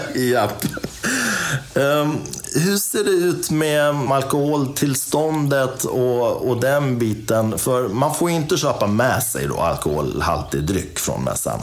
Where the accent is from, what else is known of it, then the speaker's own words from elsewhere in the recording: Dalarna County, Sweden; jag är från Dalarna